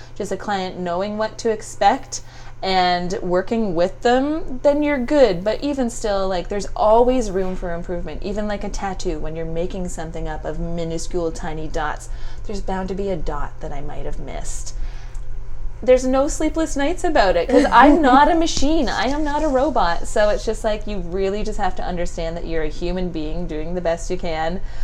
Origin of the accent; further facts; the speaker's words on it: Stratford, Ontario, Canada; moved away as an adult; also born or lived in Windsor, Canada; now in Toronto, Canada; I grew up in Stratford, a little like artsy fartsy eccentric little place.